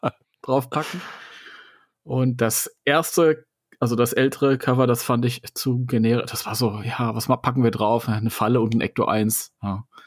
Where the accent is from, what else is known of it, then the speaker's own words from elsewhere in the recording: Hesse, Germany; Ich bin Hesse.